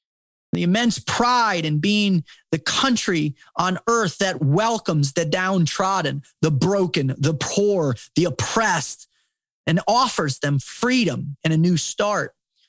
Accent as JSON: {"language": "English", "country": "United States", "tie": "born there", "said": "To stand in awe of God's grace that I was born in the United States."}